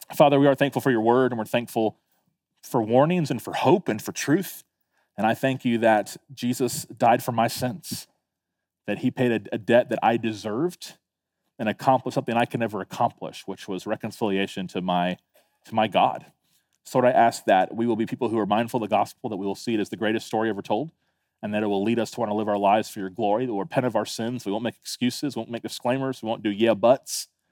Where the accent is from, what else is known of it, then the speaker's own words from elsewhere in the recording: Tallahassee, Florida, United States; also born or lived in Fort Lauderdale, Florida; now in Beaufort, United States; I was nine years old when we moved to Tallahassee